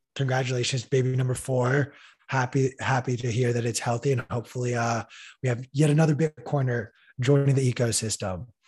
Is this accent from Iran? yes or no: yes; Iran; moved away; my home country of Iran